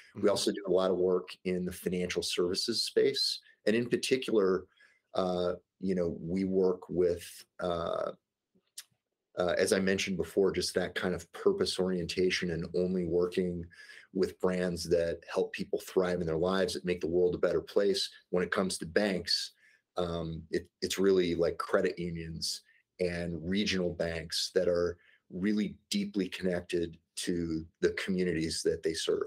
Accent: St. Louis, Missouri, United States; I grew up in the Midwest in St. Louis, Missouri

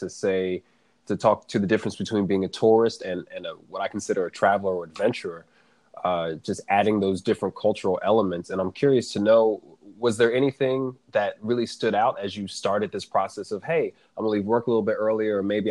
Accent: East Coast, United States; I'm born and raised on the East Coast

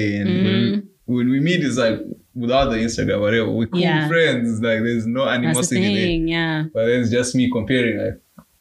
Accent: Zimbabwe; now in Vancouver, Canada; I grew up in Zimbabwe

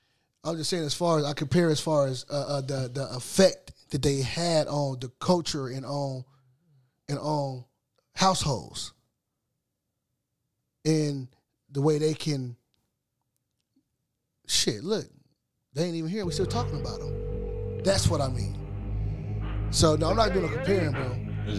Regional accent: West Coast, United States; I'm from the West Coast, so I can't.

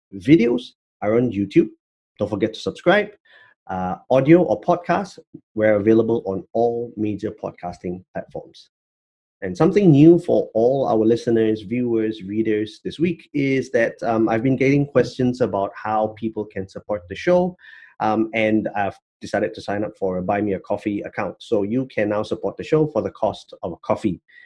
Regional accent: Malaysia; I'm Malaysian

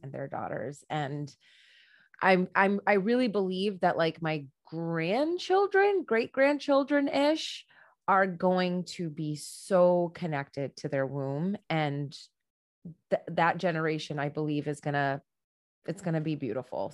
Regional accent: United States; I'm an American woman

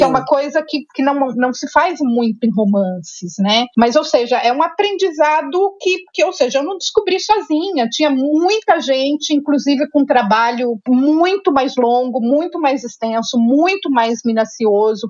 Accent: interior of Minas Gerais, Brazil; eu sou mineira, né, do interior de Minas, nasci

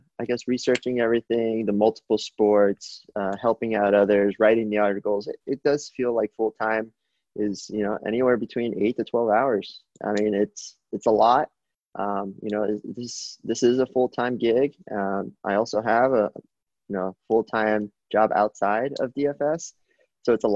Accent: South Florida, United States; I'm from South Florida

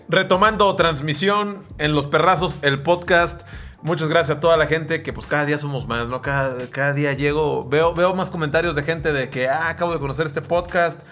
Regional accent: Sayula, Jalisco, Mexico; moved away; yo vivía en Sayula

